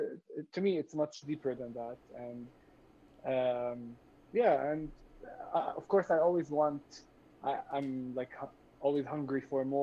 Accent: Jerusalem, Palestine; English is a second language; growing up in Jerusalem under occupation, being queer, and how all these things come together.

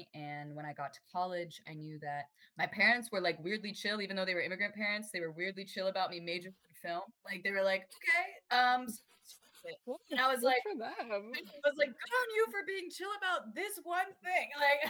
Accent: Torrance, California, United States; I'm currently 21 years old, going on 22 May 1st, so we're getting there. Born and raised in Torrance, California. It's a suburb of Los Angeles

